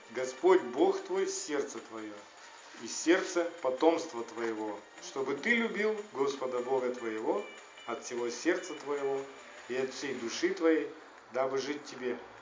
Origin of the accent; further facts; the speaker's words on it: Ukraine; у меня в паспорте может стоять отметка, что я украинец